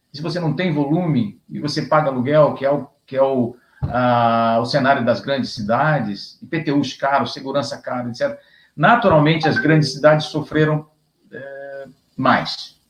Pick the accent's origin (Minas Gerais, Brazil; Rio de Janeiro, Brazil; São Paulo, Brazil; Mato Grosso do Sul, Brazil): Rio de Janeiro, Brazil; a gente é do Rio, a gente é carioca